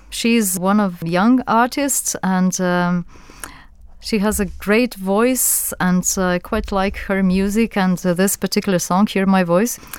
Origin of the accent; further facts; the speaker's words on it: Slovenia; English is a second language; Well, I grew up in Yugoslavia and I went to secondary school and to university in Yugoslavia, so I experienced it.